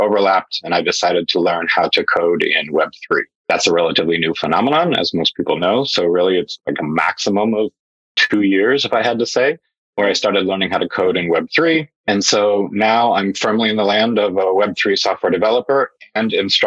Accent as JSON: {"language": "English", "country": "United States", "also_born_or_lived": "Hong Kong / Europe / Asia", "moved": "as an adult", "said": "I am an American, but I've worked in Europe. I've lived in Asia"}